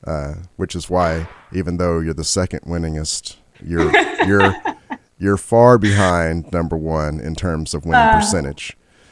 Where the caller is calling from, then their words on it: Kentucky, United States; I'm online from Kentucky here, Jacqueline.